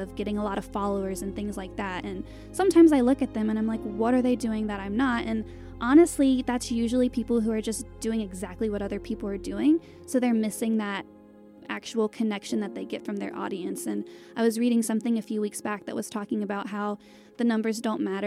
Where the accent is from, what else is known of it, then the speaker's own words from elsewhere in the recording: Winston-Salem, North Carolina, United States; I'm from North Carolina, and my hometown is called Winston-Salem